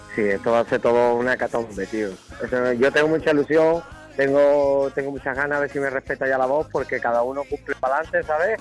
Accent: Cádiz, Andalusia, Spain; el primer don que tengo es haber nacido en el barrio de Santa María. El segundo es ser de Cádiz. El tercero es el andaluz

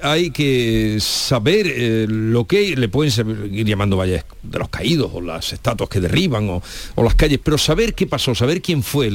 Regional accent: Córdoba, Andalusia, Spain; soy de Córdoba

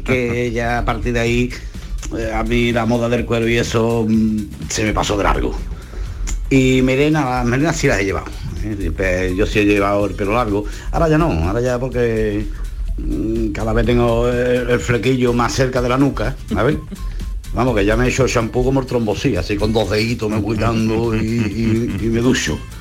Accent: Seville, Andalusia, Spain; la tierra tira mucho, yo soy hevillano

